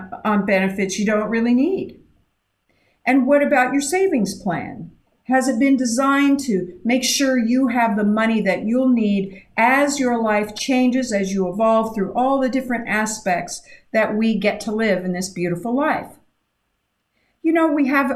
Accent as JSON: {"language": "English", "region": "Idaho", "country": "United States", "tie": "born or raised there", "said": "I grew up in Idaho"}